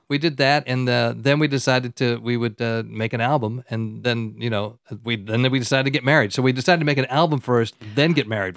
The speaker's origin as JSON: {"language": "English", "region": "Southern California", "country": "United States", "tie": "born or raised there", "also_born_or_lived": "Kilwinning, Scotland", "accent": "American", "said": "We came to America, and that's where I grew up, in Southern California"}